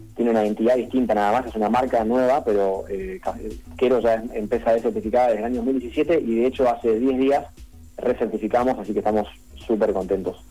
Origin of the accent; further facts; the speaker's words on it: Buenos Aires, Argentina; nosotros somos de Cava